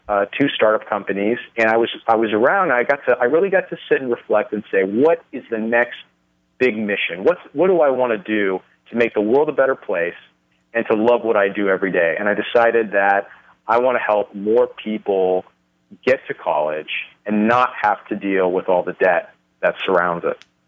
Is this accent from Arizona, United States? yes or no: no; Los Angeles, California, United States; moved away as an adult; now in Las Vegas, United States; I was raised, uh, born and raised in California